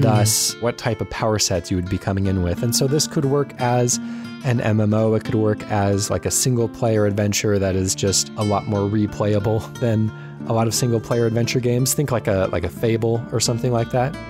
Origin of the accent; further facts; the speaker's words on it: Southern California, United States; now in Washington, United States; I was born in Southern California